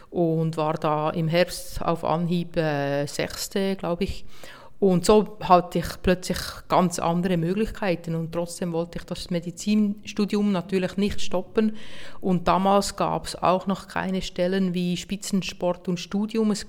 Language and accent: German; Hergiswil, Nidwalden, Switzerland; mein Triathlon-Club in Hergiswil, wo ich herkomme, motiviert